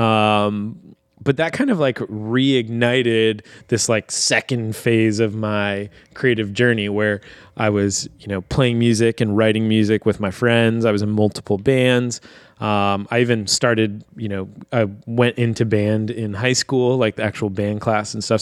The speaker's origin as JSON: {"language": "English", "town": "Virginia Beach", "region": "Virginia", "country": "United States", "tie": "born or raised there", "also_born_or_lived": "Harrisburg, Pennsylvania", "moved": "as an adult", "lives_now": "Lancaster, United States", "said": "we're actually originally from Virginia Beach, Virginia, both of us, which is just a big suburban sprawl"}